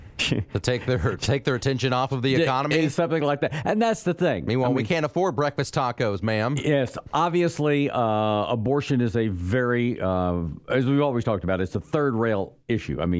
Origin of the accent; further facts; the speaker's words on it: Texas, United States; Yeah, I'm a Texan.